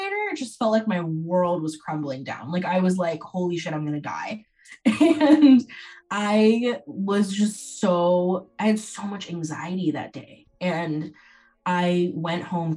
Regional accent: Bay Area, Silicon Valley, California, United States; I grew up in the Bay Area in the Silicon Valley

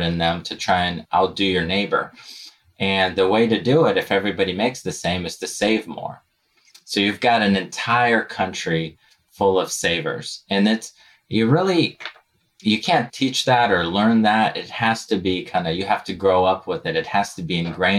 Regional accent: Novosibirsk, Novosibirsk Oblast, Russia; now in United States; I was born and raised in Novosibirsk, Russia.

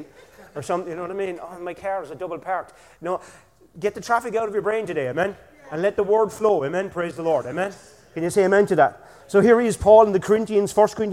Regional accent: Killarney, Munster, Ireland; I'm from Killarney

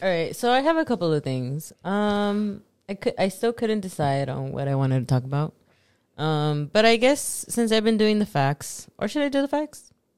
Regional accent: Los Angeles, California, United States; first language Spanish; English is a second language; I'm from Los Angeles, so I have another accent.

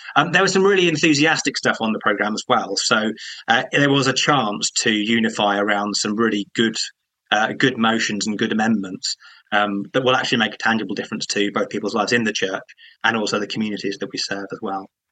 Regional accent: Croydon, London, United Kingdom; I'm from Croydon

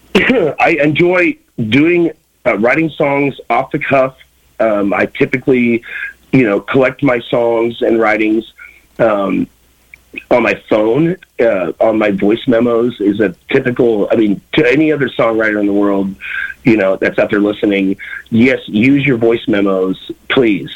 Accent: Kansas City, Missouri, United States; I grew up in Kansas City, Missouri

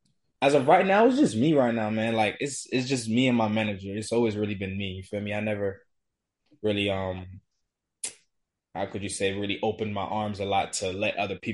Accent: Florida, United States; I'm from Florida.

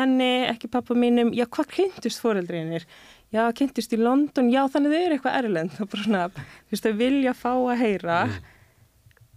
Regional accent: Reykjavík, Capital Region, Iceland; ég sé úr breyðolti

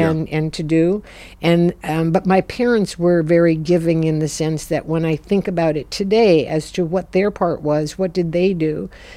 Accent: Minnesota, United States; I was born in Minnesota

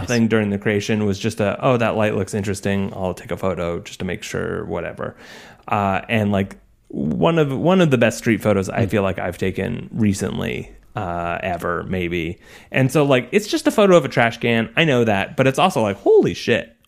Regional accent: just outside of Boise, Idaho, United States; We grew up just outside of Boise, Idaho.

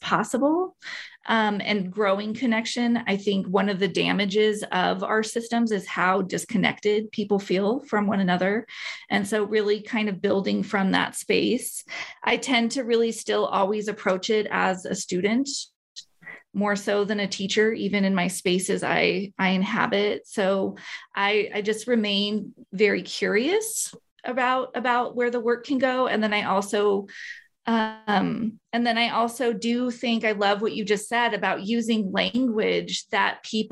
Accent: Albuquerque, New Mexico, United States; So I'm from Albuquerque, New Mexico. So I'm born and raised here

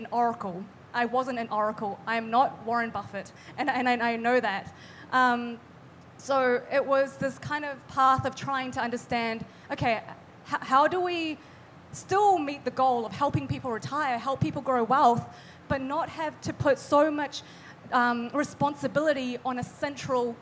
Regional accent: Bangkok, Thailand; also born or lived in New Zealand; now in Auckland, New Zealand; I'm from New Zealand. I grew up in Thailand and then eventually moved to New Zealand

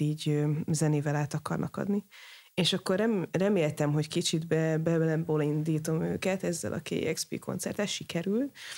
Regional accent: Hungary; magyar vagyok

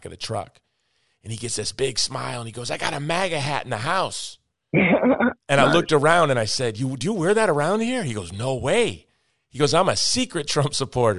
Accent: Chicago, Illinois, United States; I'm from the north. Yep. I'm from Chicago

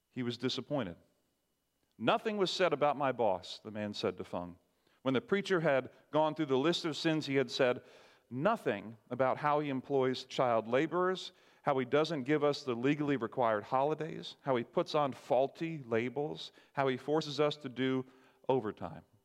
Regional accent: Barbados; I grew up in Barbados.

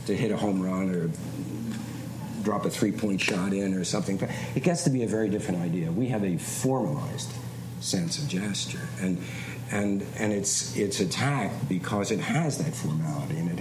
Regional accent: New York City, New York, United States; I'm a guy from Queens.

